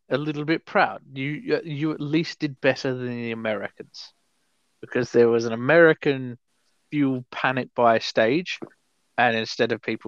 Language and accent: English; Australia; As an Australian